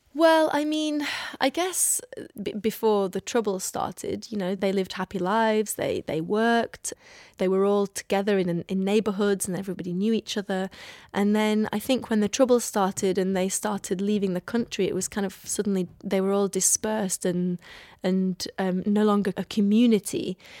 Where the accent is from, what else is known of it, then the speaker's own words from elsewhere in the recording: Iraq; moved away; what I grew up with in Iraq